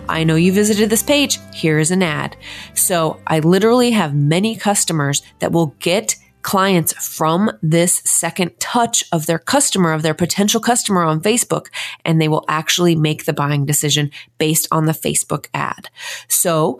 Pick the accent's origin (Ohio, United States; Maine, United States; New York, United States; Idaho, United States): Idaho, United States; Idaho Falls; moved away as an adult; now in Portland, United States; I'm from Idaho Falls, Idaho. I was born and raised there and moved here to Portland 4 years ago.